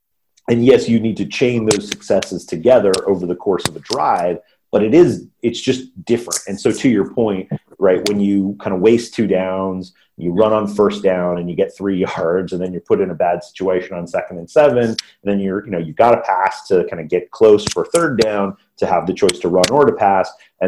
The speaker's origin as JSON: {"language": "English", "country": "United Kingdom", "said": "American football and how that works, and we're Brit."}